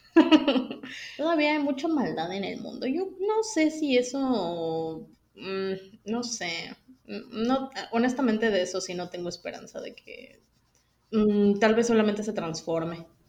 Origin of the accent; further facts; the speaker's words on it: State of Mexico, Mexico; soy del Estado de México